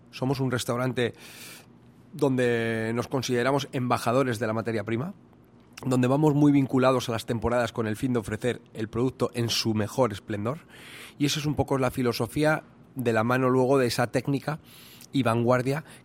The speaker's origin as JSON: {"language": "Spanish", "area": "Toledo", "region": "Castilla-La Mancha", "country": "Spain", "tie": "born or raised there", "moved": "as an adult", "lives_now": "South Korea", "said": "mi pueblo, Toledo"}